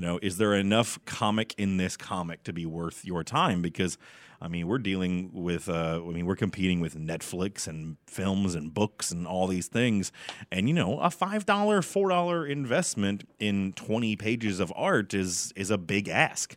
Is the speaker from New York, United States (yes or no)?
no; Garland, Texas, United States; I'm from Garland. I'm a, I'm a hometown boy here